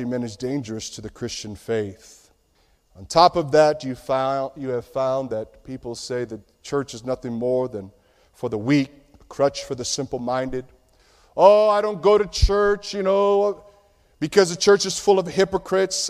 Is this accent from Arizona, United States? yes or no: no; Chicago, Illinois, United States; I grew up in Chicago